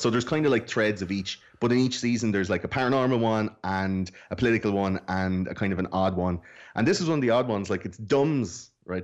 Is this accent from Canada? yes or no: no; Ireland; I'm fucking Irish.